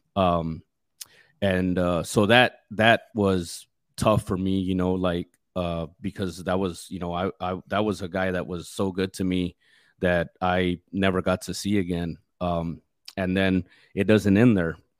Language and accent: English; West Texas, United States; I grew up out in West Texas